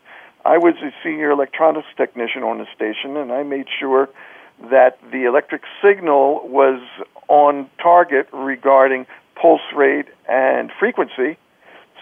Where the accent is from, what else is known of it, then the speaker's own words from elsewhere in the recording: Philadelphia, Pennsylvania, United States; I was born in Philadelphia